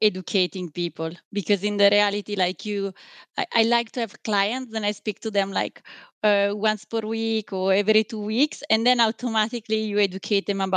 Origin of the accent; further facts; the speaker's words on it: Switzerland; I come from Switzerland